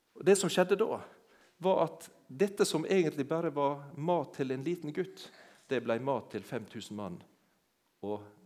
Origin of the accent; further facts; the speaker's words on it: Sunnmøre, Møre og Romsdal, Norway; moved away; also born or lived in Jæren; jeg har ikke vokst opp på Jæren, det hører dere når jeg snakker. Men jeg, heimplassen min den er på ei øy ute i havet, på Sunnmøre.